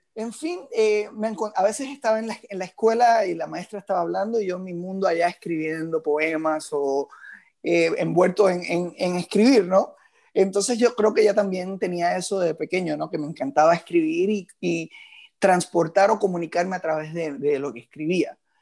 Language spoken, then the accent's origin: Spanish; Moca, Puerto Rico; now in Miami, United States; donde yo me crié y donde nací es uno de los pueblos más fiesteros